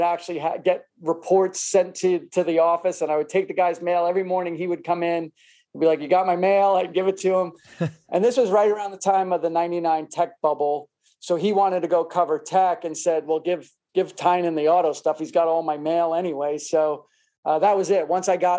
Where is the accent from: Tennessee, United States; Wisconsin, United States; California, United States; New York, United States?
New York, United States; New York City; also born or lived in Long Island / New Hampshire / Texas / Florida; now in New Jersey, United States; I am from Queens, New York.